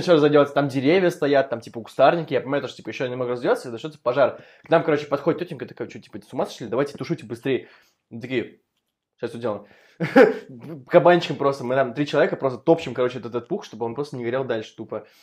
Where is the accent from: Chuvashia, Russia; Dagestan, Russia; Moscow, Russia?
Moscow, Russia